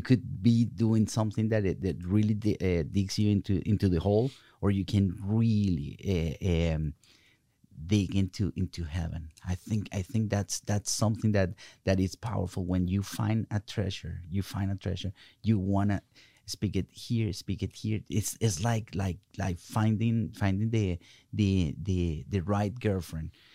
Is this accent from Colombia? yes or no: yes; Colombia; English is a second language; now in United States; I'm coming from Colombia, South America